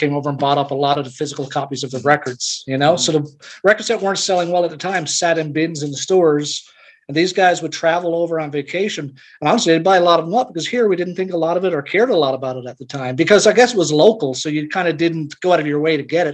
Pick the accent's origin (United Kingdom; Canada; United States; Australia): Canada; Newfoundland and Labrador; I'm actually from Newfoundland, not from Toronto